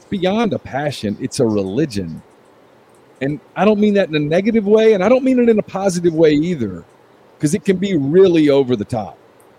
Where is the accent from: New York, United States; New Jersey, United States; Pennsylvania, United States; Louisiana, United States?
Louisiana, United States; now in Mississippi, United States; I grew up in Louisiana